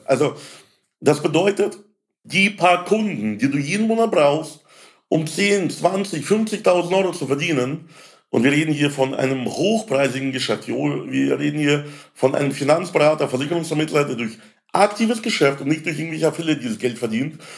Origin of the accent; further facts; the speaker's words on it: Landshut, Bavaria, Germany; in meiner Heimatstadt in Landshut